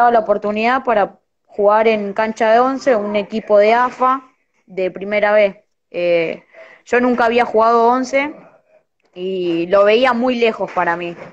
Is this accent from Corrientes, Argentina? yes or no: yes; Corrientes, Argentina; born there; soy de, bueno, nací en Corrientes, empecé a jugar a los cinco años